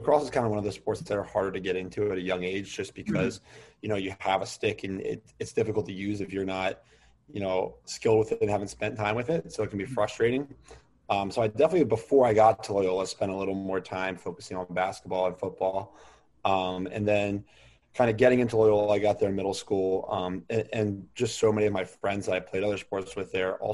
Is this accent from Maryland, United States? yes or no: yes; Towson, Maryland, United States; growing up in Towson, all my neighbors played